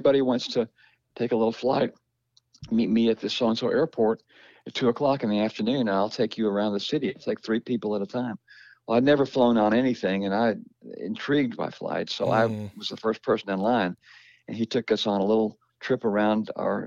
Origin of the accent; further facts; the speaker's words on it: Kentucky, United States; my hometown in Kentucky